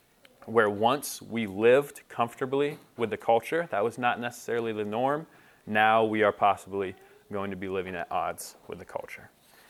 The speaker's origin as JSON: {"language": "English", "country": "United States"}